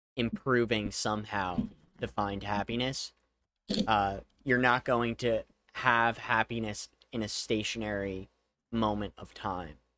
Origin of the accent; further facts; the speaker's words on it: United States; one of the disadvantages of being an American is you probably only speak one language